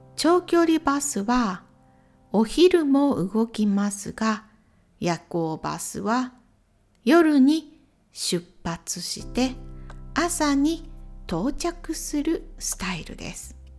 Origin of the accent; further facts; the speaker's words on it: Imabari, Ehime, Japan; 私の地元来島海峡サービスエリア